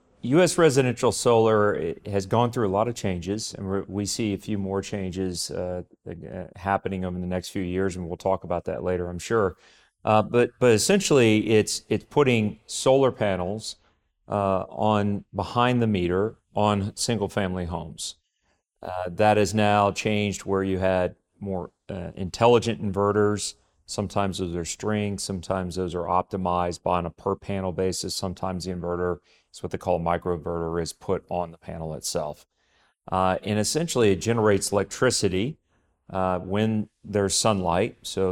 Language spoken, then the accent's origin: English; Texas, United States; I grew up in Texas, where, of course, oil and gas is king.